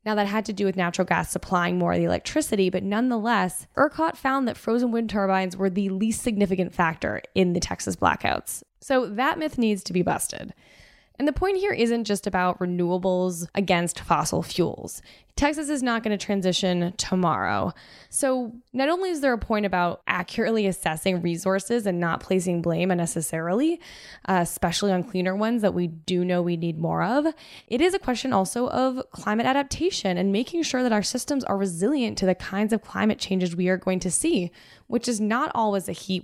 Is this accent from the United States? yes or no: no; Canada; As a Canadian